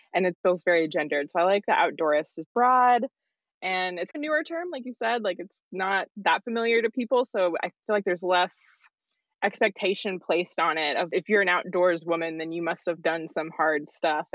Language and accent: English; Knoxville, Tennessee, United States; I am originally from Knoxville, Tennessee, which is where I'm calling in from